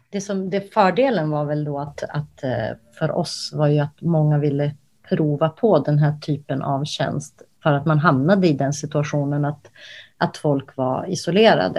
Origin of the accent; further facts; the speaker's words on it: Kosovo; now in Sweden; jag är ursprungligen från Kosovo